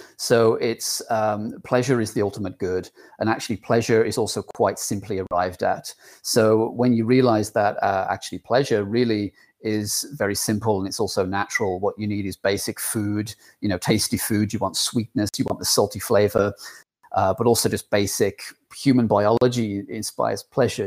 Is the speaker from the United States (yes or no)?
no; England, United Kingdom; accent: English; my English accent